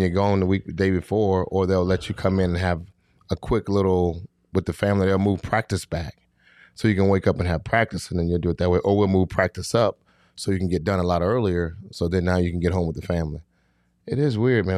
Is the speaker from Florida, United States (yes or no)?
yes; Fort Lauderdale, Florida, United States; I'm from Fort Lauderdale, Florida